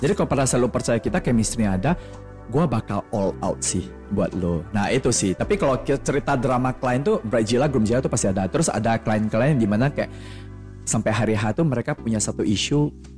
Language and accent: Indonesian; Medan, North Sumatra, Indonesia; kita anak Medan